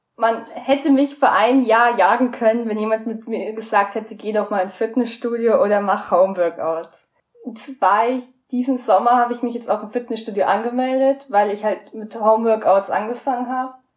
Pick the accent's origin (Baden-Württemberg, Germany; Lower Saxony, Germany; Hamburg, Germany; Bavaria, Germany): Bavaria, Germany; near Munich; ich komme aus der Nähe von München